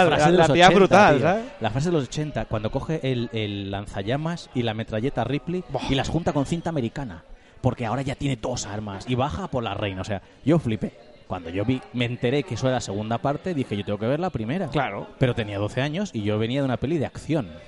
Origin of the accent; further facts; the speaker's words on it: Spain; Nosotros somos españoles